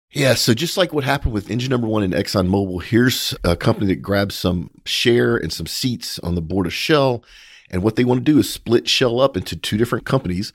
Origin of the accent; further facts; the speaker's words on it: United States; as an American